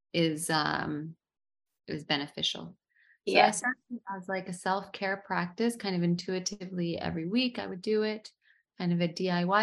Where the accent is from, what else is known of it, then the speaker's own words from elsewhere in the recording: United States; moved away as an adult; now in Dubai, United Arab Emirates; I'm American, first generation American